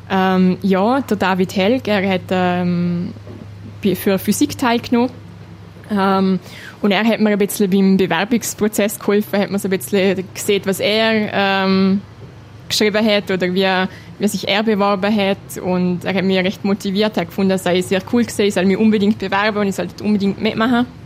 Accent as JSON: {"language": "German", "country": "Liechtenstein", "said": "Also mein Liechtenstein ist meine Heimat und ich fühle mich auch sehr wohl, wenn ich da zurückkomme."}